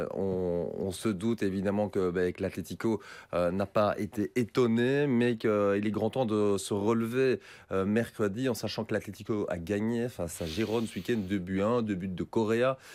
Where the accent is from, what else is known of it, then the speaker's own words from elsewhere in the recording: Belgium; chez nous en Belgique